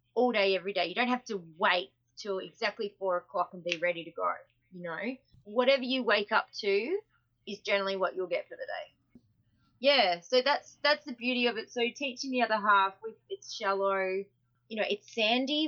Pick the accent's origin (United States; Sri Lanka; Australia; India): Australia; I'm an Aussie.